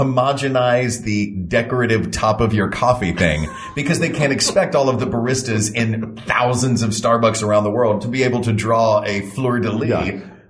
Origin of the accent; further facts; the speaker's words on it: Tennessee, United States; Growing up in Tennessee, it was tough to find unsweetened tea.